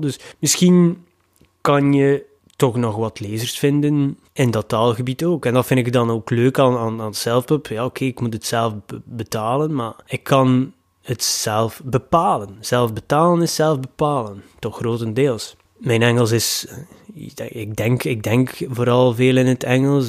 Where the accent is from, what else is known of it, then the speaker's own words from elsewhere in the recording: Ostend, Flanders, Belgium; in Oostende, mijn thuisstad